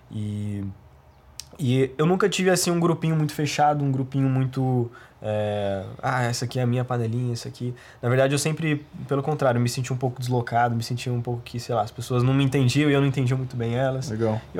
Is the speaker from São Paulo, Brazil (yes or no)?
no; Pouso Alegre, Minas Gerais, Brazil; eu sou de Minas, sou tá. de Pouso Alegre, é uma cidade de Minas. É, mais um, um, um empecilho, né? Uma cidade muito pequena